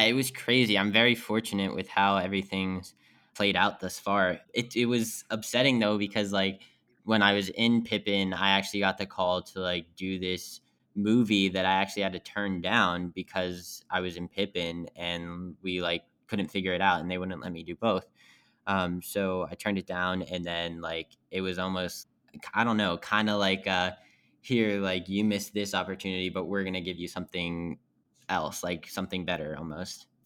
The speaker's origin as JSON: {"language": "English", "region": "West Virginia", "country": "United States", "moved": "yes", "said": "I'm from West Virginia, which is about thirty minutes west of Pittsburgh"}